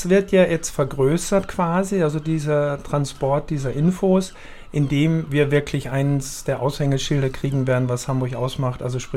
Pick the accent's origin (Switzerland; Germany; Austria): Austria; muss ich ja sagen, dass ich als Österreicher und du geborene Schweizerin